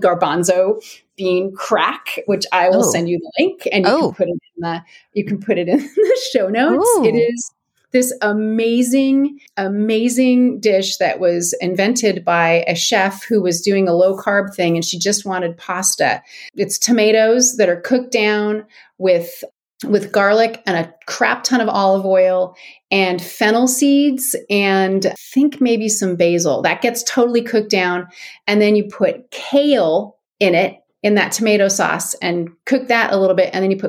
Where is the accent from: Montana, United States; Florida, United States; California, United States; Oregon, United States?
Oregon, United States; Ashland; moved away as an adult; So when I was 21, I moved to Seattle from Ashland, Oregon, which is a little town in Southern Oregon.